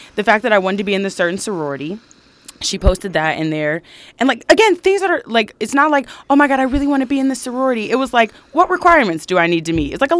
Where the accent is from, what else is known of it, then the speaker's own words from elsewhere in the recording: Michigan, United States; I'm from Michigan